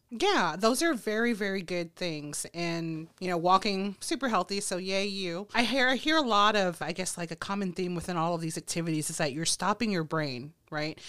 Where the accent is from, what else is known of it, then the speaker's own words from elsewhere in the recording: Texas, United States; I'm a Texas girl